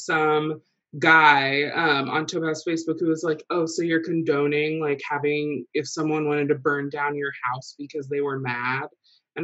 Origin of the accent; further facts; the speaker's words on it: Rensselaer, United States; growing up in Rensselaer